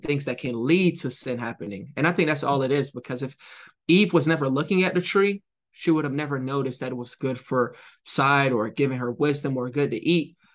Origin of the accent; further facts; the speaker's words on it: Jamaica; I'm Jamaican.